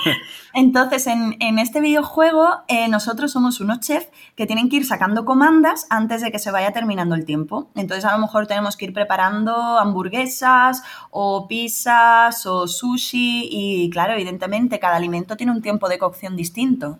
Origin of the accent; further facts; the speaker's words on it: Rota, Andalusia, Spain; yo aquí también en, en mi pueblo, en Rota, provincia de Cádiz